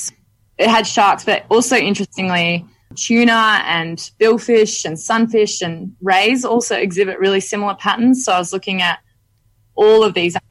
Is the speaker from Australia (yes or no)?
yes; Western Australia, Australia; moved away as an adult; now in Monterey, United States; growing up in Western Australia, snorkeling as a kid